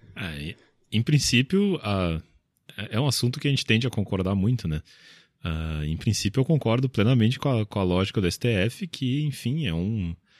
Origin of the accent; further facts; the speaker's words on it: Porto Alegre, Rio Grande do Sul, Brazil; eu sou de Porto Alegre